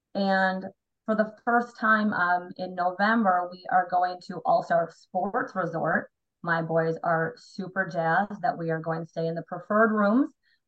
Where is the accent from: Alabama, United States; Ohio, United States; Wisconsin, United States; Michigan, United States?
Wisconsin, United States; I actually live about an hour north of your number one Disney dude, Ryan. I am from Wisconsin. I live just outside of Milwaukee.